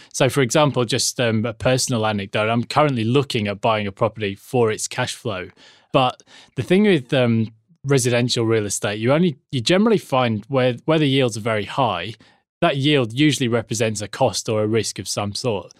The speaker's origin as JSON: {"language": "English", "region": "England", "country": "United Kingdom", "moved": "yes", "lives_now": "Australia", "said": "being English"}